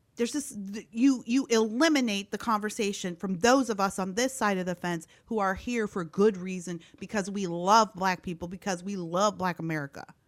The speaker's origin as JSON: {"language": "English", "country": "Canada", "tie": "born or raised there", "also_born_or_lived": "Gary, Indiana / Iowa", "moved": "as an adult", "lives_now": "Orange County, California, United States", "said": "I'm originally Canadian. I was born and raised in Canada."}